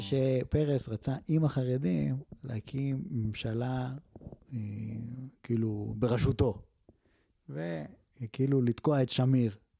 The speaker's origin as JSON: {"language": "Hebrew", "country": "Israel", "said": "אזרח ישראלי שעשה מילואים"}